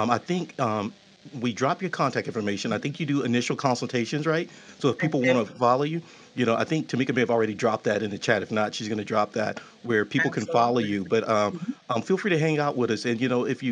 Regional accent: Texas, United States; I'm from Texas

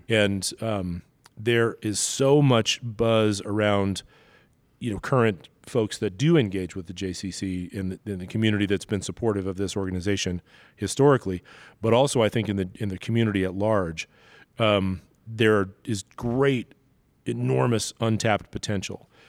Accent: New York City, New York, United States; now in Denver, United States; growing up in Brooklyn, I was always surrounded by a Jewish community

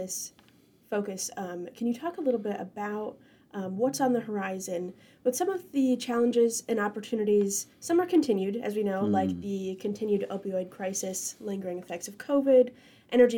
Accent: Franklin County, North Country, New York, United States; I grew up in Franklin County, so that's home for me

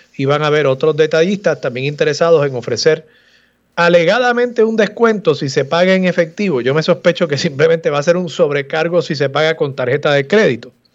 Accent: Puerto Rico; lo que nos define como, como pueblo, como puertorriqueños

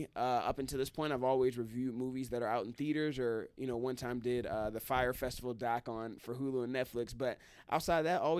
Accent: Midwest, United States; now in Detroit, United States; I'm from the Midwest. I'm from the Midwest, so I've grown up with snow

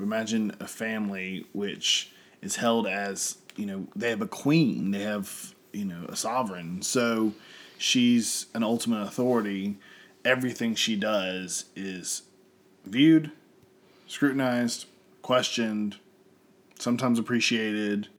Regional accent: United States; I'm full American

